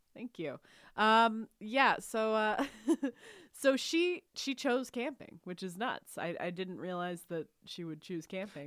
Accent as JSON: {"language": "English", "region": "Texas", "country": "United States", "tie": "born or raised there", "said": "I grew up in Texas"}